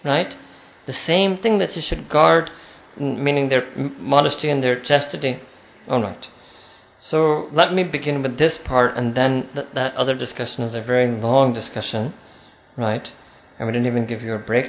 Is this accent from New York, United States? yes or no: yes; New York City, New York, United States; my hometown of New York City